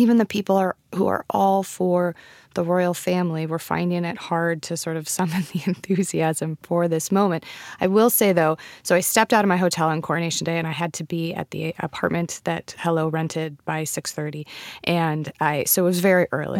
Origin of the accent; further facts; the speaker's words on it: United States; I'm American.